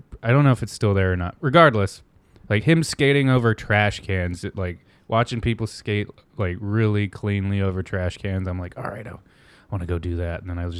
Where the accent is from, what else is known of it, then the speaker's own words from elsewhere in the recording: East Coast, United States; growing up on the East Coast